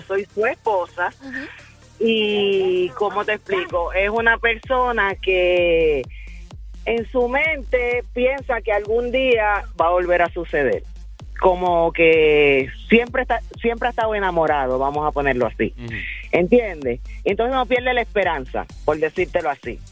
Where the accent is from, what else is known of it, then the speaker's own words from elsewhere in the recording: New York, United States; now in San Juan, Puerto Rico; yo soy nacida en Nueva York. Con mitad de familia dominicana y, mitad de familia